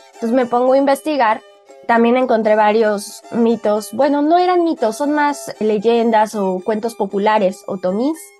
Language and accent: Spanish; Mexico; todos somos mexicanos